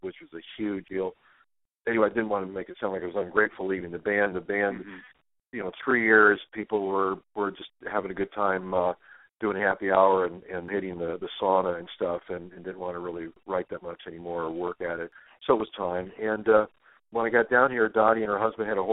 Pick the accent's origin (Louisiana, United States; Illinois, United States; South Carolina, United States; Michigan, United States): Illinois, United States; Moline; I grew up in Illinois, started my first band in fifth grade